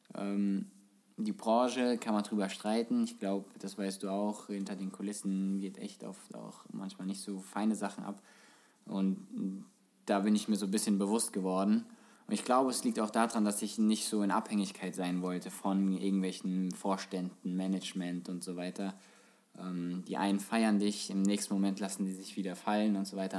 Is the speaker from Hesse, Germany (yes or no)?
yes; Frankfurt, Hesse, Germany; als Kind halt, als Frankfurter Junge warst du schon irgendwie Eintracht-Fan